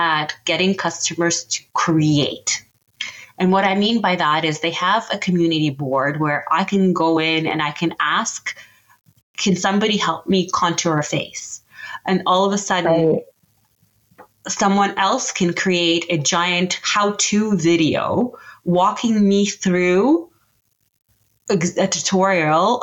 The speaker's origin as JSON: {"language": "English", "country": "Canada", "said": "I'm Canadian"}